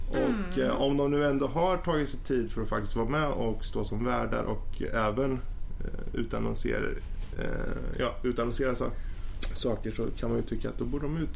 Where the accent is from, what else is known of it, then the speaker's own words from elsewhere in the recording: Sweden; Men som svensk.